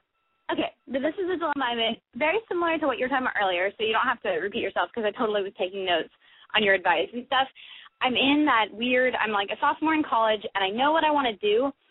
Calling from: Honolulu, Hawaii, United States; I'm 20, and I'm calling from Honolulu.

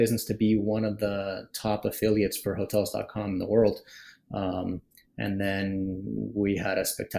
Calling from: Miami, Florida, United States; I'm calling from beautiful Miami, Florida.

